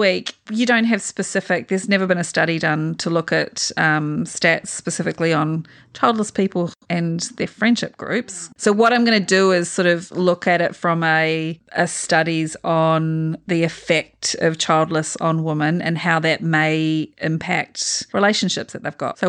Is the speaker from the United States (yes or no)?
no; New Zealand; now in Australia; Actually, I'm a Kiwi.